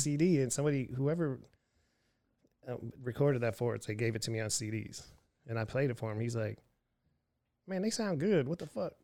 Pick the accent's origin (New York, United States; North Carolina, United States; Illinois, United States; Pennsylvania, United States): Pennsylvania, United States; Erie; moved away; also born or lived in Houston, Texas / Austin, Texas; Erie, Pennsylvania, my hometown